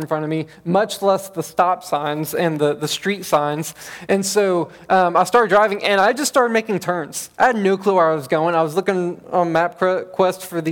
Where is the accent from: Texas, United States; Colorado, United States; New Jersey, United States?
Texas, United States; Bonham; I grew up in Bonham, Texas